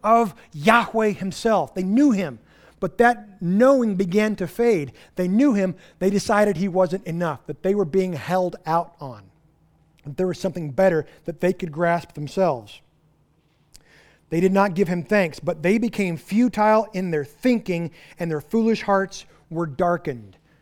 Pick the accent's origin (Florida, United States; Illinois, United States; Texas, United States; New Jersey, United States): Texas, United States; Texas Panhandle, United States; moved away; I'm from the Texas Panhandle where we don't have vegetation.